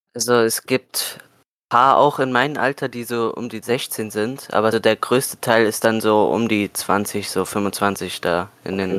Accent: Germany; Ich komme aus Deutschland

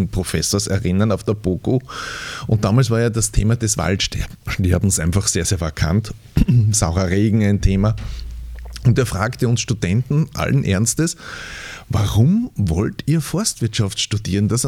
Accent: Styria, Austria; denn ja, ich komme aus dem Mürztal und ich habe so meine Ideen, was nachhaltige Waldbewirtschaftung bedeutet

